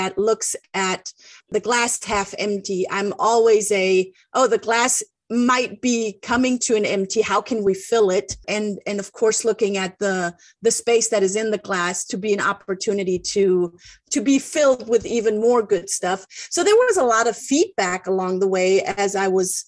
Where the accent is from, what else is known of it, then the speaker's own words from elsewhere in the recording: Germany; English is a second language; moved away as an adult; now in United States; I was born and raised in Germany and am now living the American dream.